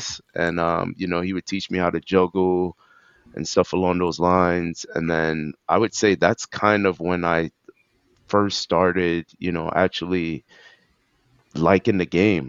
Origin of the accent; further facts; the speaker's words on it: New York City, New York, United States; also born or lived in Brooklyn, New York; I moved from Brooklyn to Queens when I was like, I would say 6